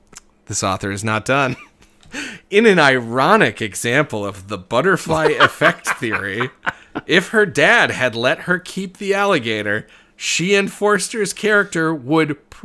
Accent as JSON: {"language": "English", "town": "Milwaukee", "region": "Wisconsin", "country": "United States", "tie": "born or raised there", "said": "My hometown."}